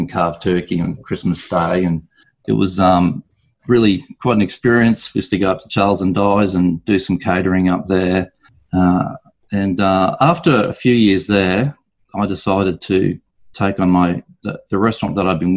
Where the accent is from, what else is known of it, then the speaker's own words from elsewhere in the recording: Brisbane, Queensland, Australia; also born or lived in London, United Kingdom / Noosa, Australia; I'm from Brisbane originally, did my apprenticeship here in Brisbane